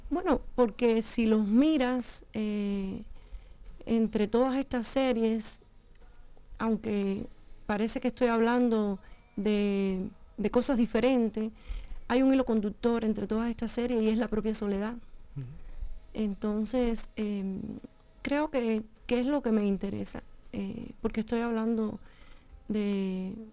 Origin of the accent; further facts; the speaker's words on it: Cuba; moved away as an adult; also born or lived in Matanzas / Havana; yo no soy de Matanzas, la provincia, yo soy del campo. Eh, o sea que, que, no es que yo vengo de, de, lo, de la ciudad, ¿no? Sino más bien de lo rural.